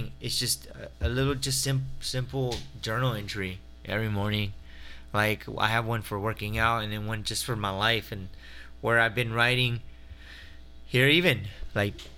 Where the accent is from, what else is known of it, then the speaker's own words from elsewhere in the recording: Waco, Texas, United States; moved away; she's from my hometown in Waco, Texas